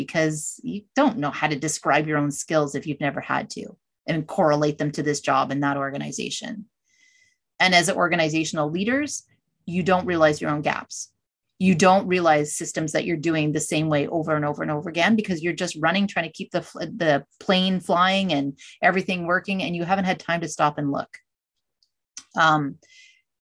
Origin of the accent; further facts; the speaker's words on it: Canada; I'm Canadian.